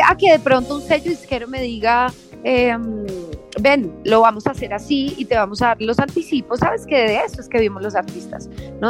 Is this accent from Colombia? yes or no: yes; Colombia; also born or lived in London; soy latina, obviamente crecí en Colombia